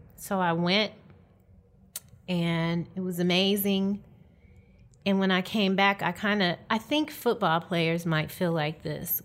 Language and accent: English; Detroit, Michigan, United States; moved away as an adult; also born or lived in Atlanta, Georgia; I'm from Detroit, Michigan, originally